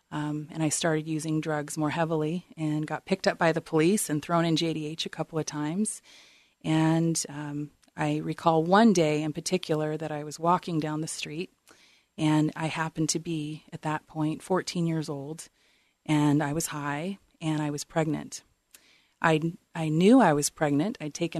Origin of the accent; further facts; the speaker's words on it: New Orleans, Louisiana, United States; born there; But I was born into homelessness in New Orleans, and for the first 7 years of my life, the family car was my home